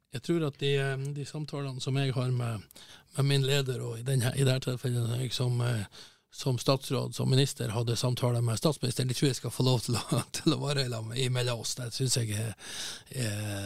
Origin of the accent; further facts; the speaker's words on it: Northern Norway, Norway; jeg er jo fra Nord-Norge